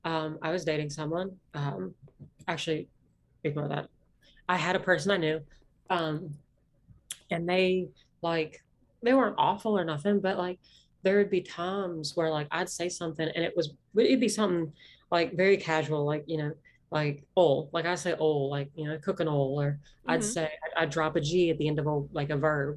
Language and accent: English; Appalachia, United States; accent: Appalachian; My accent is not that, deep South accent. It's an Appalachian accent.